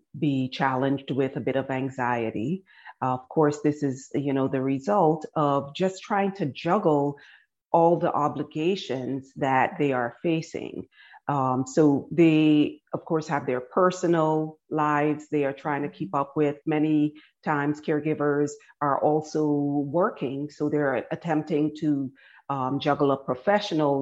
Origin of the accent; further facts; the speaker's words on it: Barbados; moved away as an adult; also born or lived in Guyana / Washington, District of Columbia, United States / New York; now in United States; I was born in Guyana and I grew up in Barbados